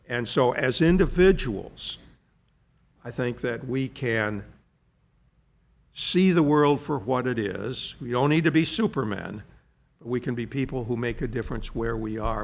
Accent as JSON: {"language": "English", "country": "United States", "also_born_or_lived": "London", "said": "I'm an American"}